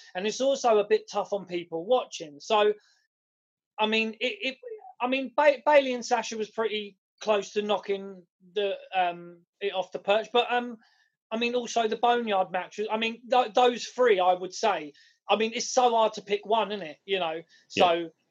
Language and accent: English; United Kingdom; we're British